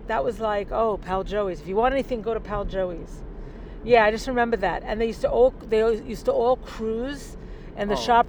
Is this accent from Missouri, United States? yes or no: no; North Bellmore, New York, United States; I grew up in North Belmore.